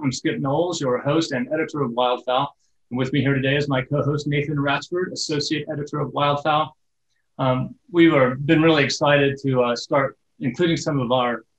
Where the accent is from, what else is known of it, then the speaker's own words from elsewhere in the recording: Pacific Northwest, United States; I'm from the Pacific Northwest.